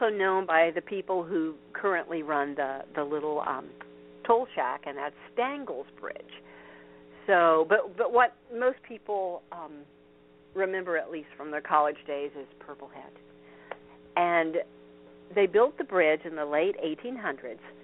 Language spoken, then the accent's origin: English; Vincennes, Indiana, United States; near where I grew up, which huh. is uh, Vincennes, Indiana